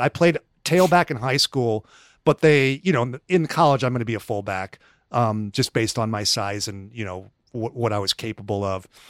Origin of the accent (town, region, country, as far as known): Rocklin, California, United States; born or raised there